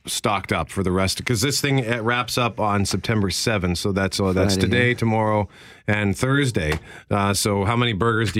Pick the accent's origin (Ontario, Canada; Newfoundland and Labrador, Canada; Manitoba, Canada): Manitoba, Canada; Winnipeg; I grew up in Transcona.